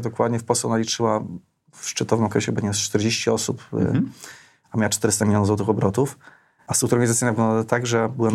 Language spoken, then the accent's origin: Polish; Opole, Opole Voivodeship, Poland; now in Warsaw, Poland; Ja pochodzę z Opola